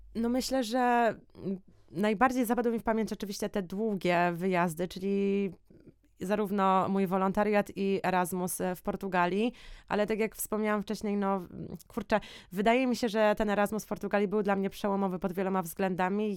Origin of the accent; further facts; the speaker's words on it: Poland; my byliśmy w czwórkę, czwórka Polaków